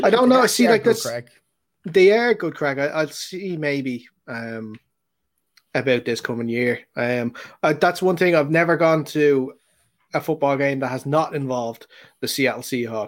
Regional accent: Ireland; we're Irish

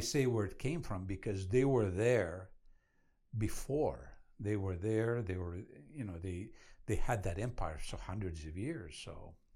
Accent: Iraq; now in United States; I was born and raised in Iraq

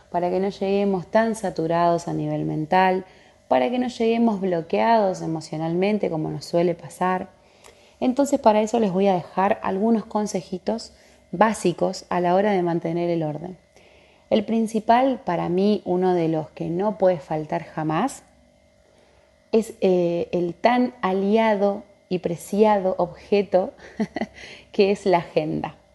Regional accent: Comodoro Rivadavia, Chubut, Argentina; soy de Comodoro Rivadavia, de la Patagonia Argentina.

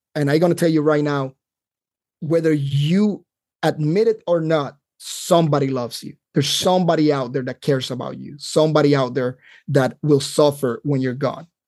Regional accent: Carolina, Puerto Rico; moved away as an adult; now in North Carolina, United States; I grew up in Puerto Rico, uh, that's where I lived all my life until I joined the Army.

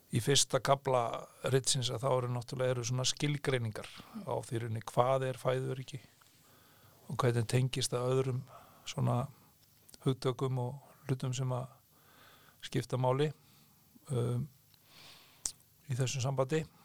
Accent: Heiðarbær, South Iceland, Iceland; ég er fættur uppalinn í Sveit og býð en þá á saman stað og ég er alveg upp á Heiðabæ í Þingalusveit

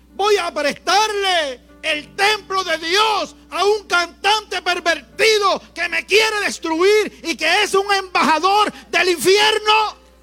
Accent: Puerto Rico; en Puerto Rico somos ricos, más que bendecidos.

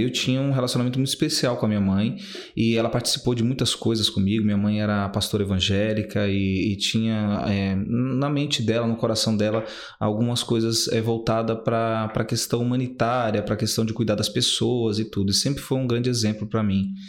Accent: Guarulhos, São Paulo, Brazil; also born or lived in Recife, Pernambuco; eu cresci do Pimentas, né? Eu sou nordestino, nasci em Pernambuco

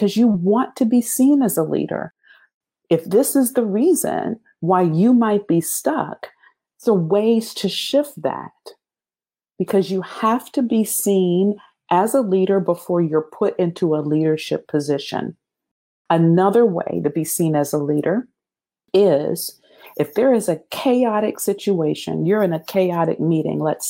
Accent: Pennsylvania, United States; moved away; also born or lived in Ohio / South Carolina / Germany; I'm from Pennsylvania. I'd only lived in Ohio and South Carolina

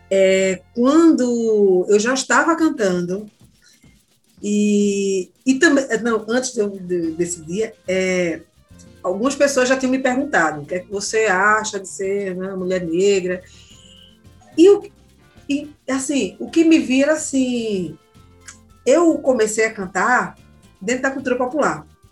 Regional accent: Jardim São Paulo, Pernambuco, Brazil; eu sou de Jardim São Paulo, eu conheço minhas pessoas, né, os amigos, tudo de periferia

